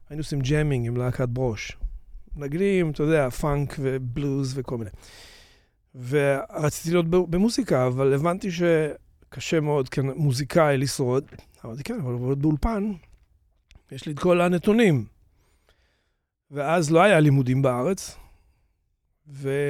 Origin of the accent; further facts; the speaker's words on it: Tiberias, Northern District, Israel; moved away as an adult; also born or lived in New York, United States; זה היה בטבריה, אני נולדתי מטבריה